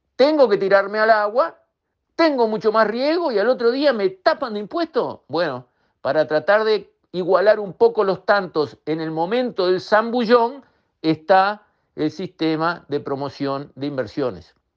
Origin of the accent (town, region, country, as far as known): Uruguay